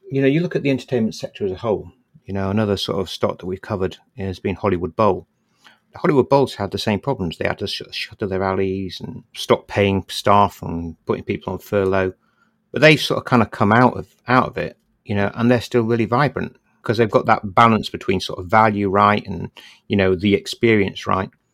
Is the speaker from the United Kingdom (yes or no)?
yes; Bradford, Yorkshire and the Humber, United Kingdom; when I grew up in Bradford, we had two little local cinemas